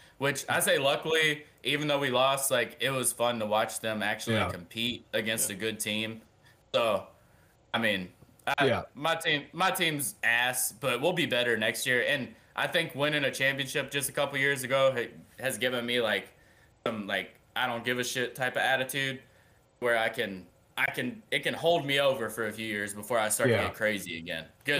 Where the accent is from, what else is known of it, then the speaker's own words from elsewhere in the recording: New Orleans, Louisiana, United States; I was born in New Orleans.